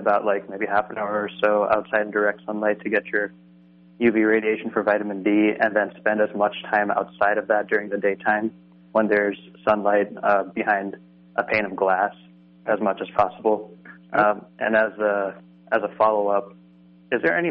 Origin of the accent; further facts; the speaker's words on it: East Coast, United States; I'm from the East Coast